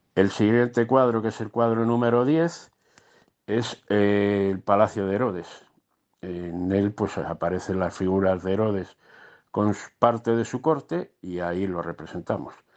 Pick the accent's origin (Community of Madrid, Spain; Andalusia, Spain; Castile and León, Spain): Community of Madrid, Spain; Colmenar Viejo; nos fuimos uniendo gente de Colmenar